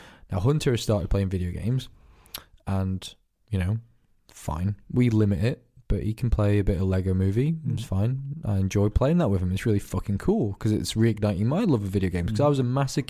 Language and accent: English; Glasgow, Scotland, United Kingdom; also born or lived in Isle of Man; I got bullied a lot for being a Scottish cunt here, and I got bullied a lot for being an English cunt in Scotland, because I hopped between the Isle of Man and Glasgow, and I was fucking ginger.